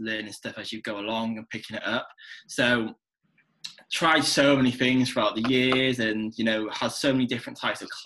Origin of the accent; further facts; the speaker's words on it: North Wales, United Kingdom; moved away as an adult; now in Manchester, United Kingdom; I am Welsh, born and bred